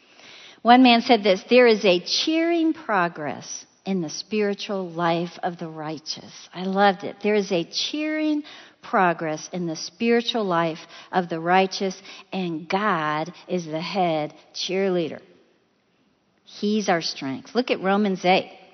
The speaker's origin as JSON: {"language": "English", "town": "Chicago", "region": "Illinois", "country": "United States", "said": "I'm from Chicago"}